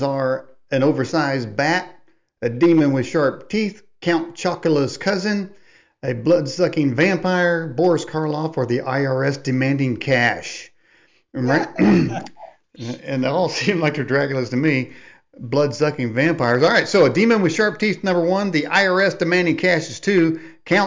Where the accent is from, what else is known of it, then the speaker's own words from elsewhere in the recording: Indiana, United States; I'm born and raised in Indiana, so that makes me a Hoosier